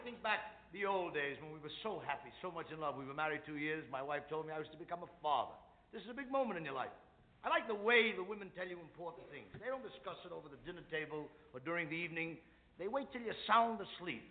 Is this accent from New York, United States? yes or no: yes; New York City, New York, United States; I come from the Lower East Side of New York